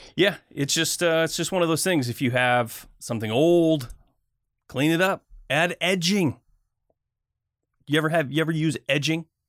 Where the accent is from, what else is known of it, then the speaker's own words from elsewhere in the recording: Michigan, United States; now in US West Coast; I grew up in Michigan.